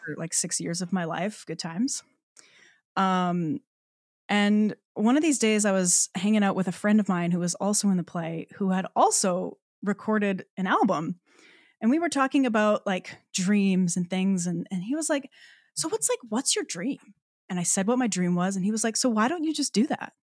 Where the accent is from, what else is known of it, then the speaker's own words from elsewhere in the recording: Newfoundland and Labrador, Canada; moved away as an adult; I'm, I'm from Newfoundland, so I was born and raised there. Um, so yeah, spent the first eighteen years of my life in, um, well, on the island